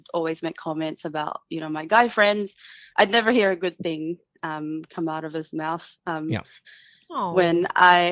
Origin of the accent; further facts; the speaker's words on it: New Zealand; accent: Kiwi; I pretty much grew up here. I've been here for 15 years